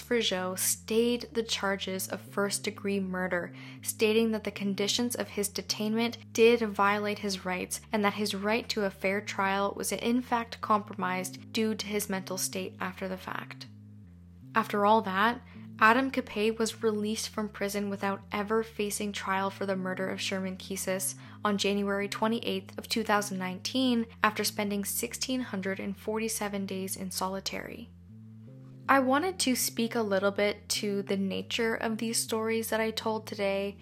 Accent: Canada; being Canadian myself

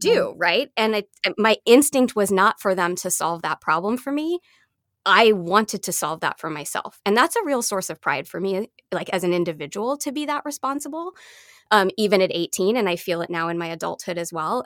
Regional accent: Canada; now in United States; I'm Canadian, um, by birth, and so I only got my American citizenship in my twenties, so at this point, I'm a Canadian with, um, a green card here in the U S

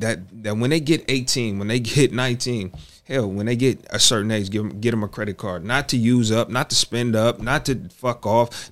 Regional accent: Bay Area, California, United States; growing up in the Bay Area

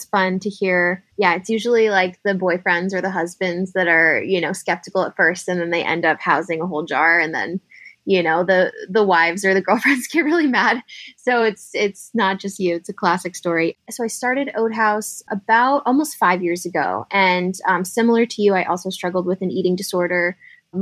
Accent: San Diego, California, United States; moved away as an adult; also born or lived in San Francisco; now in Philadelphia, United States; I'm actually from San Diego.

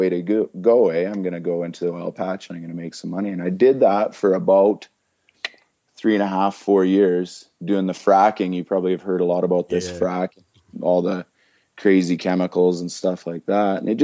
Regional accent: Red Deer, Alberta, Canada; also born or lived in Edmonton; I moved back to my hometown, Red Deer

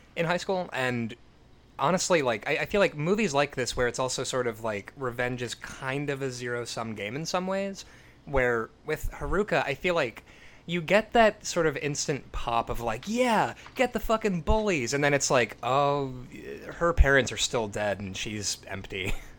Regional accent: United States; me as an American

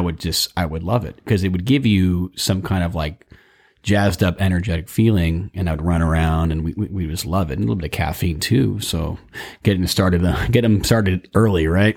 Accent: Burbank, California, United States; I was raised in Burbank, California, and, you know, grew up in the suburbia

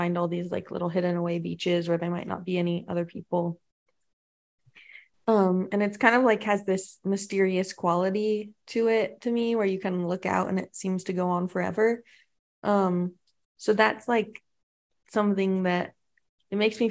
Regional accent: Palo Alto, California, United States; now in Tennessee, United States; I'm from Palo Alto, and my first show ever was at a pizza store down the road from my house

